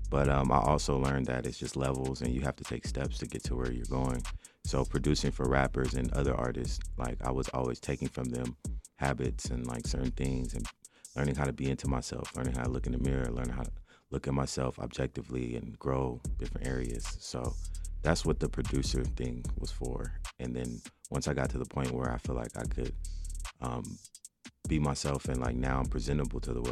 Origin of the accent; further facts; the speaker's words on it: Compton, California, United States; I'm from also from the West Coast. I'm from Compton